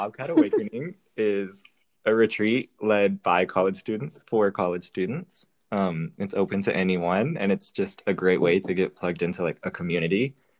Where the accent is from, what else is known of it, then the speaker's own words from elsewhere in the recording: Austin, Texas, United States; Born and raised, and I live in Austin.